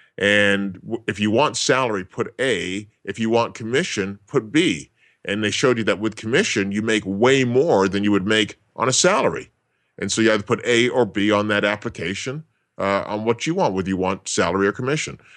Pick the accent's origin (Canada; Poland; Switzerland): Canada; Toronto, Ontario; now in Las Vegas, United States; I grew up in Toronto